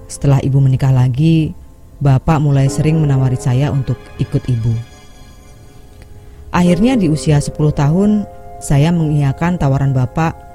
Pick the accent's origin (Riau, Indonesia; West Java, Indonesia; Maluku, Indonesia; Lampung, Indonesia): Lampung, Indonesia; saya akan berbagi cerita tentang pengalaman masa kecil di Lampung Timur